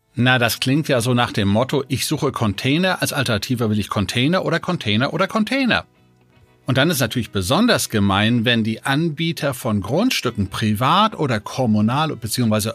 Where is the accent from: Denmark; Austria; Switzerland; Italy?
Denmark; now in Germany; gebürtiger Däne